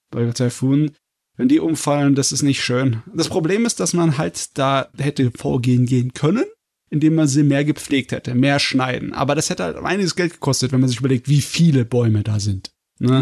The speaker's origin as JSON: {"language": "German", "country": "Germany", "said": "Als Deutscher"}